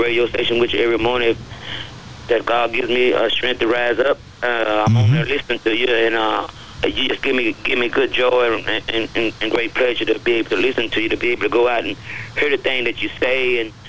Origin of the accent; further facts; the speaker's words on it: East Texas, United States; I'm from East Texas. I'm a country girl